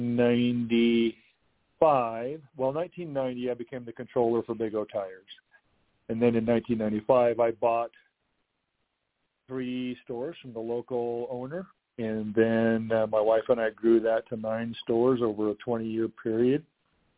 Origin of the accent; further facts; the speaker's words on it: Montrose, Colorado, United States; also born or lived in Albuquerque, New Mexico; now in Grand Junction, United States; I was born and raised in Montrose on a farm in Chavanah Valley